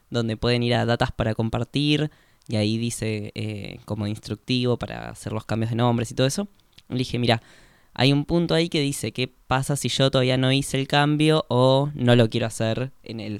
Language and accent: Spanish; Córdoba, Argentina; born there; yo no tengo el DNI cambiado porque eh, yo nací en Córdoba y tendría que hacer todo el trámite